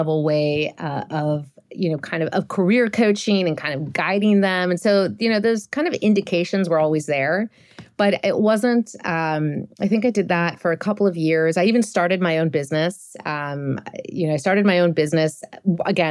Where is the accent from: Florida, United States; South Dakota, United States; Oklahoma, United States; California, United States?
California, United States; Los Angeles; moved away as an adult; now in Madrid, Spain; I'm originally from Los Angeles, born and raised in the beautiful San Fernando Valley